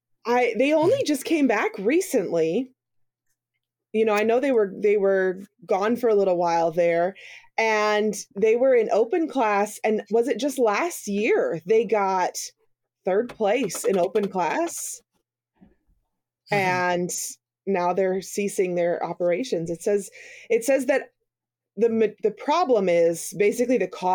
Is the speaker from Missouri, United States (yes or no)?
yes; Missouri, United States; I'm from Missouri